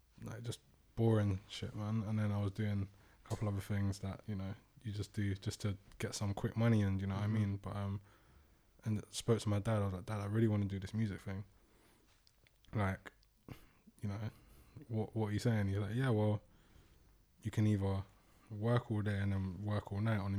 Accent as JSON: {"language": "English", "area": "Thornton Heath, Croydon", "region": "London", "country": "United Kingdom", "tie": "born or raised there", "said": "I grew up in Fulton Heath"}